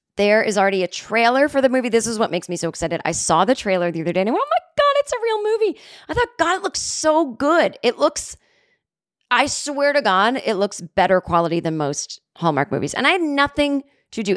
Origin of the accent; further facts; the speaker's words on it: Massachusetts, United States; growing up in Massachusetts in the seventies